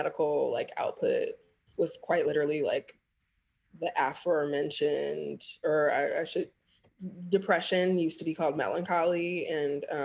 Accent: United States; I am Black American

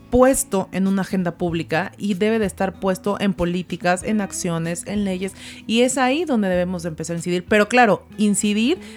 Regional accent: Zacatecas, Mexico

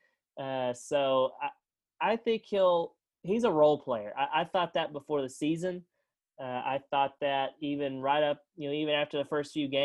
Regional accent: Arkansas, United States; this is my home state. I've lived here my entire life.

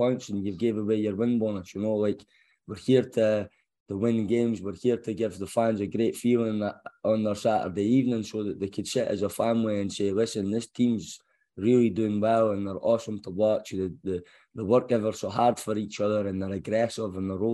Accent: Scotland, United Kingdom; moved away; as a Scotsman

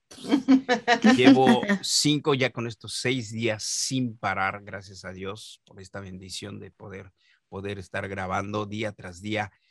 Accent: Mexico; yo soy mexicano

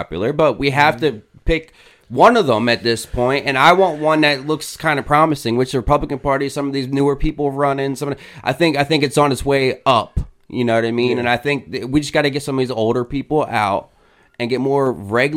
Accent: Pennsylvania, United States; I'm from Pennsylvania

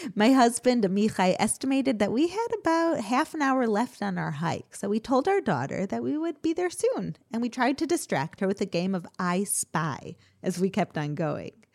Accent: Chicago, Illinois, United States; I grew up in Chicago

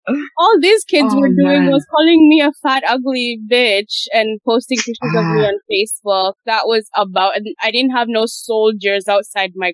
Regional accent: Uganda; I grew up in Uganda.

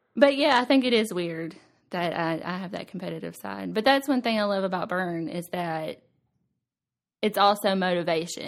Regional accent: Nashville, Tennessee, United States; I was born in Nashville, and I've lived here my whole life

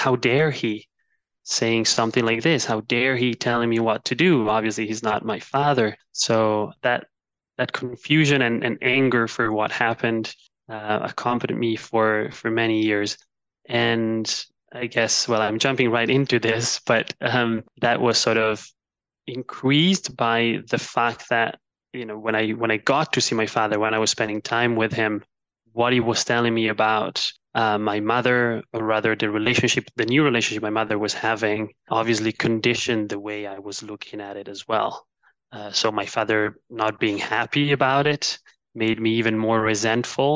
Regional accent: Milan, Lombardy, Italy; moved away as an adult; also born or lived in China / London; I was born and raised in Milan, Italy, although I spent a few of my adult years abroad between China and London.

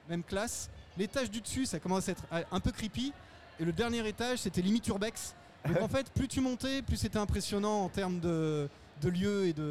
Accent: Bordeaux, Nouvelle-Aquitaine, France; Moi, j'ai un, moi, je suis de Bordeaux en fait au départ.

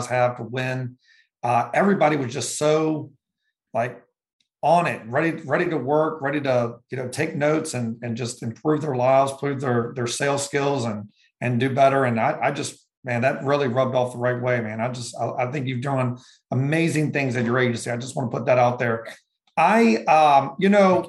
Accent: Richmond, Virginia, United States; moved away as an adult; also born or lived in Florida / Fredericksburg, Virginia; I'm from Richmond, Virginia, but I moved all up and down the East Coast, between college and trying to find myself

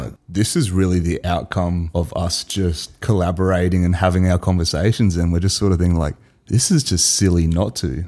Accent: Adelaide, South Australia, Australia; we're two mates from South Australia, Adelaide

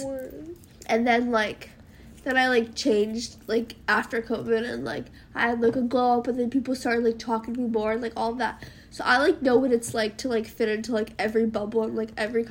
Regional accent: New York City, New York, United States; Growing up in New York

